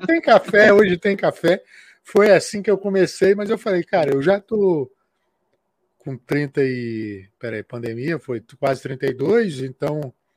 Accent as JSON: {"language": "Portuguese", "region": "Acre", "country": "Brazil", "said": "que eu sou do Acre"}